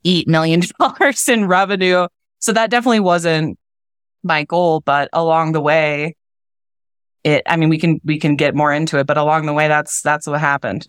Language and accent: English; Wisconsin, United States; I'm from Wisconsin